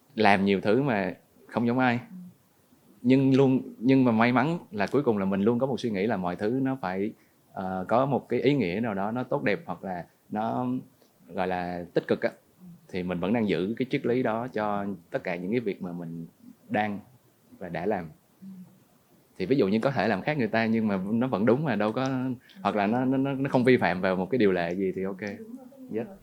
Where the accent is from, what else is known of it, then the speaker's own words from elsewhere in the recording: Nha Trang, Khanh Hoa, Vietnam; also born or lived in Ho Chi Minh City; dân Nha Trang 28 năm